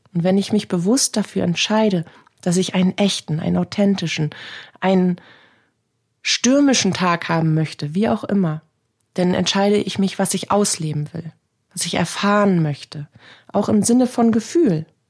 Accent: Northern Germany, Germany; Hier bei uns in Norddeutschland

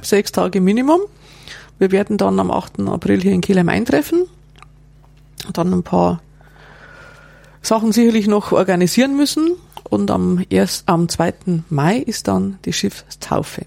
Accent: Bavaria, Germany; bei uns in Bayern

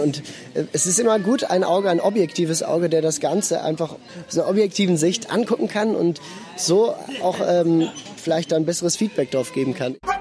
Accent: Basel, Basel-Stadt, Switzerland; ich bin in Basel geboren und aufgewachsen. Meine Wurzeln sind in Norddeutschland

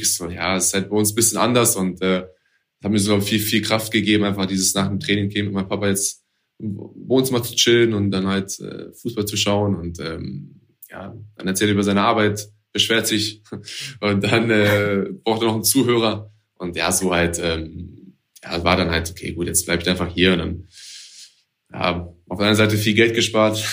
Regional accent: Hanover, Lower Saxony, Germany; bei uns in Hannover

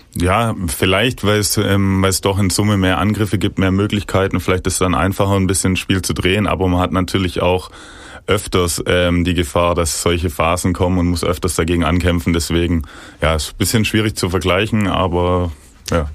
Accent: Ostfildern, Baden-Württemberg, Germany; ich bin in Ostfildern geboren, schon von klein auf irgendwie ständig in Kontakt mit dem VfB, damals noch mit dem Vater ins Stadion gegangen.

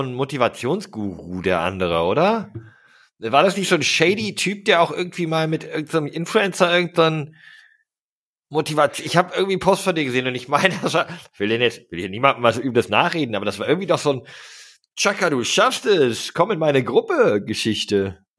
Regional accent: Steinfurt, North Rhine-Westphalia, Germany; now in Hamburg, Germany; ich komme aus Wilmsberg. Dort bin ich aufgewachsen. Das ist ein Stadtteil des, des kleinen Ortes Borghorst, der zusammen mit Burg Steinfurt Steinfurt ergibt

